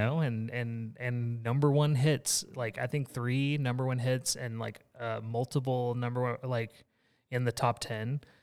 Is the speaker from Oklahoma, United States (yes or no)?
no; Texas, United States; I grew up in Texas